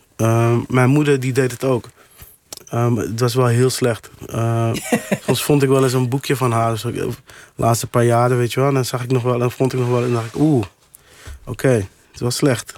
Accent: Amsterdam, North Holland, Netherlands; toen ik opgroeide in Amsterdam-Oost

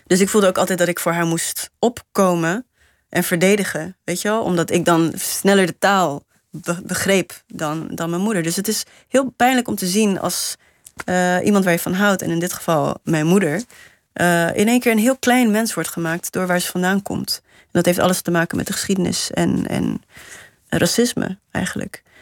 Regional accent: Namibia; now in Netherlands; als je net nieuw bent, dan zeg je... ja, ik kom uit Namibië. Maar als je er twintig jaar later nog steeds woont... Eh, dan denk je, ja, ik ben, ik ben gewoon van hier.

